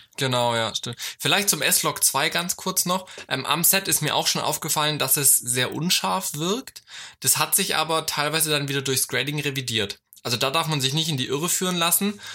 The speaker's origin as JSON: {"language": "German", "country": "Germany", "said": "ich komme aus Deutschland"}